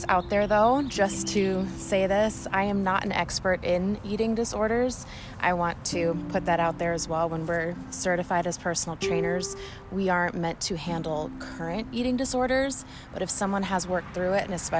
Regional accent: Southern California, United States; moved away as an adult; now in Oregon, United States; I am currently living up in Oregon. Originally, I'm from Southern California

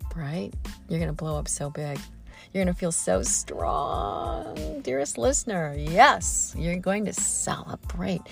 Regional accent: Midwest, United States; all the oak trees I grew up with in the Midwest

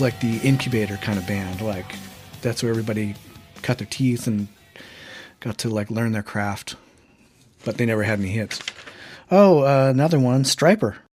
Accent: Yakima, Washington, United States; growing up in Yakima during the grunge years and trying to be a musician

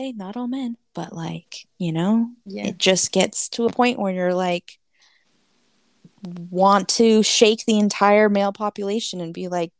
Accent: Soweto, Gauteng, South Africa; Growing up in Soweto, our dream was to put another room on our house, maybe have a driveway, maybe someday a cast iron gate at the end of the driveway, because that is all we knew.

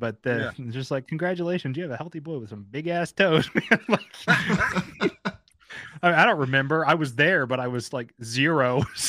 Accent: Texas, United States; so I'm Southern. I'm from Texas, born and raised.

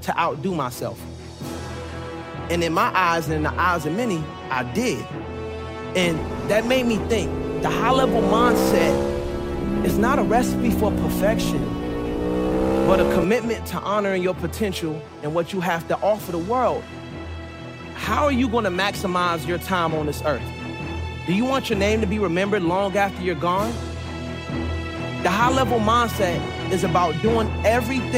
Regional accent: Suitland, Maryland, United States; born or raised there; also born or lived in Raleigh, North Carolina

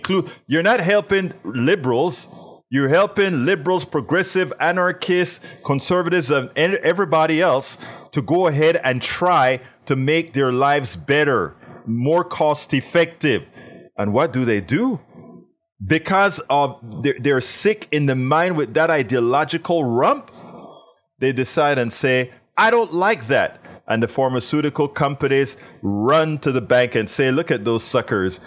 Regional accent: Panama; now in United States; I'm in from Panama

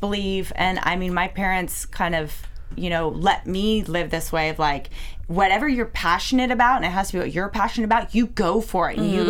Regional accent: Washington, United States; I'm from Washington State.

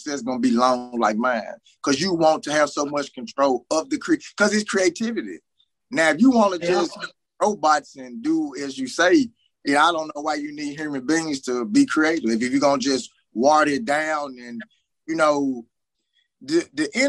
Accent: Memphis, Tennessee, United States; I'm from Memphis, Tennessee. North Memphis to be exact

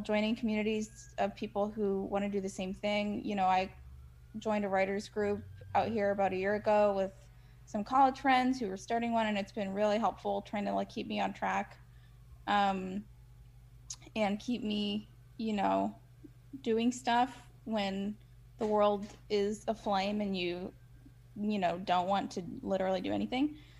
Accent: Midwest, United States; moved away; also born or lived in Chicago; I'm from the Midwest

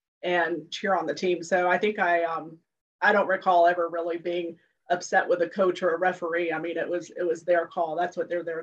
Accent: Jacksonville, Florida, United States; also born or lived in Lima, Ohio / Washington, District of Columbia, United States; I grew up in Jacksonville, lived in DC for about 15 years, and then moved back to Jacksonville

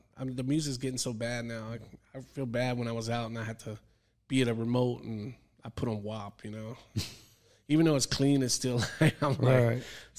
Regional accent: Hawaii, United States; Because I grew up in Hawaii, so until the military, I didn't know racism until I went in the military. Everyone was mixed. It's a melting pot, you know.

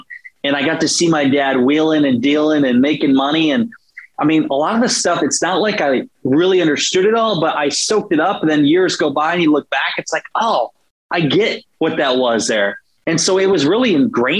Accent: Iowa, United States; moved away as an adult; now in St. Petersburg, United States; I still love my home state of Iowa

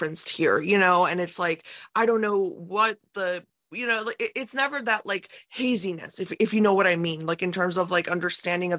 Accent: United States; growing up in America

